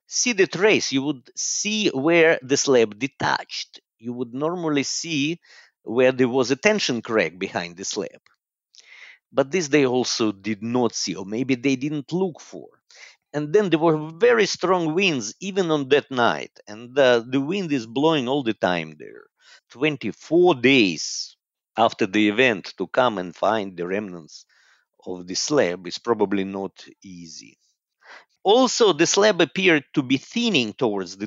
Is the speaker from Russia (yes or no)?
yes; Moscow, Russia; moved away as an adult; also born or lived in Haifa, Israel / London, United Kingdom / Oxford, United Kingdom / Atlanta, United States; now in Zurich, Switzerland; I was born and I grew up in Moscow, in Russia.